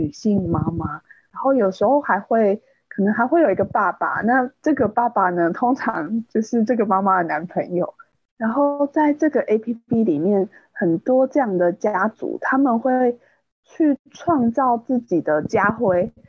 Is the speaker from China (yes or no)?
no; Taiwan; 身为台湾人，直播应该是一件很尴尬的事情。